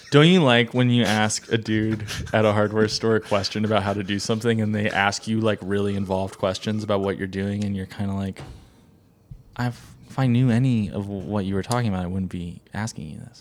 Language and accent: English; New England, United States; growing up in New England